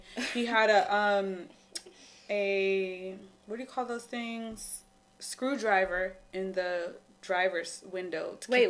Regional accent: Lemon Grove, California, United States; I'm from Lemon Grove.

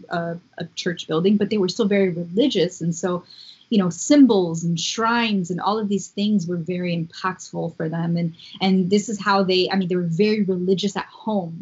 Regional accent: Miami, Florida, United States; I grew up in Miami, so I didn't grow up in a white context.

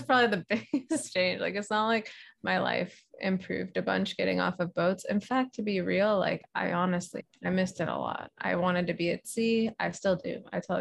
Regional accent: San Francisco area, California, United States; also born or lived in Hawaii; I'm moving back home to the West Coast in San Francisco area

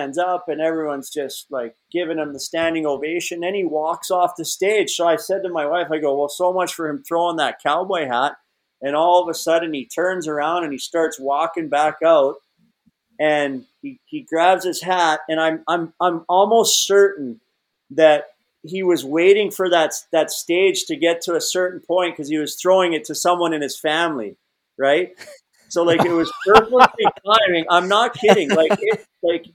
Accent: Alberta, Canada; moved away; I grew up in Alberta, Canada

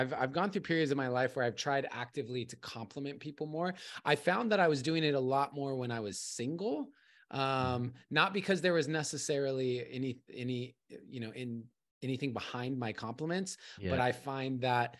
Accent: Arizona, United States; also born or lived in California; I was born in California. Mm. I was out there for a while. Sixth grade, I moved to Arizona, and I was there until I graduated college.

